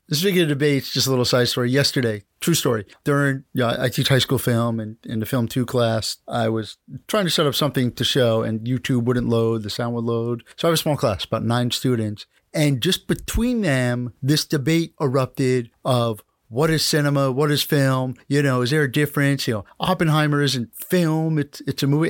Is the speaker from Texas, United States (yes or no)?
no; Connecticut, United States; moved away as an adult; also born or lived in New Jersey / Rhode Island; I grew up in New Jersey, born and grew up in Connecticut, college, Rhode Island, Marine Corps